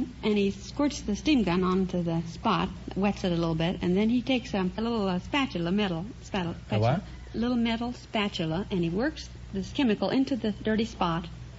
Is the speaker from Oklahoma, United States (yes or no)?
yes; Oklahoma, United States